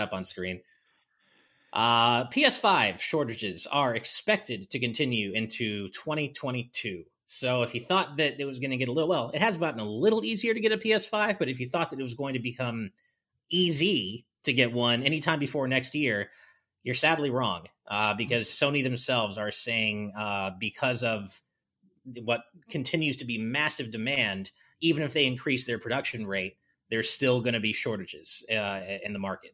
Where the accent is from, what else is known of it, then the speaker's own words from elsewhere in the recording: United States; now in Japan; as an American